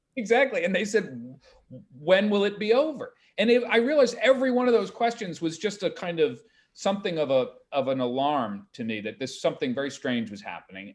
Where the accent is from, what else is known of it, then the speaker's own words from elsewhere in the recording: Greenwich, Connecticut, United States; my hometown of Greenwich